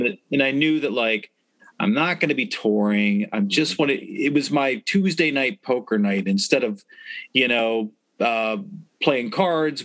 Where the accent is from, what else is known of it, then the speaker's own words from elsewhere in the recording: Baltimore, Maryland, United States; we definitely took pride in that we're yeah. from Baltimore